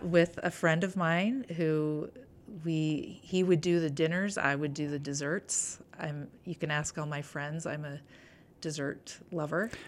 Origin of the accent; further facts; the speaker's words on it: Bountiful, Utah, United States; I grew up in Davis County, Bountiful